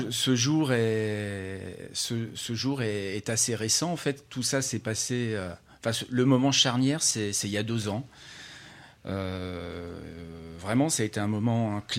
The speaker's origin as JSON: {"language": "French", "area": "Savoie", "region": "Auvergne-Rhône-Alpes", "country": "France", "tie": "born or raised there", "moved": "as an adult"}